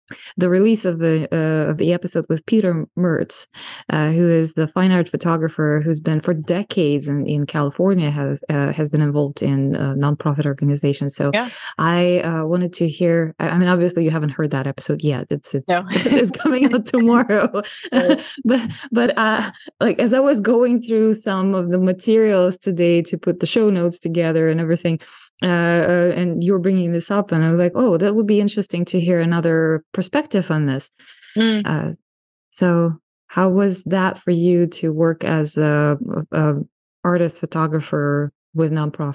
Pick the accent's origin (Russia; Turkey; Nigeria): Russia; English is a second language; I'm told I have an accent, but I'm from Russia.